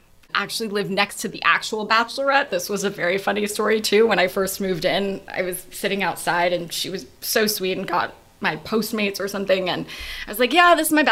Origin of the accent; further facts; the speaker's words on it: Los Angeles, California, United States; moved away; also born or lived in New York; I grew up in LA, and I lived in 10 cities since then.